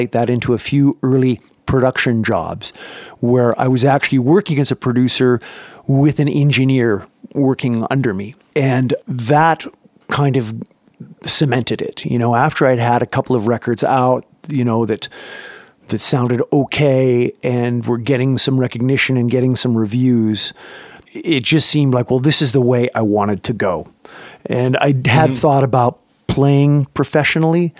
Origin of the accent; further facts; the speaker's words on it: Canada; moved away as an adult; now in United States; I grew up in Canada and started up there working with bands up there